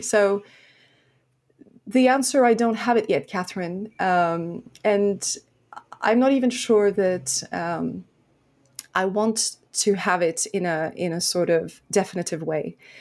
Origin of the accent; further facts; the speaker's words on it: France; also born or lived in Lebanon; I was born in Lebanon at the beginning of a, of a civil war. And so I grew up in, in France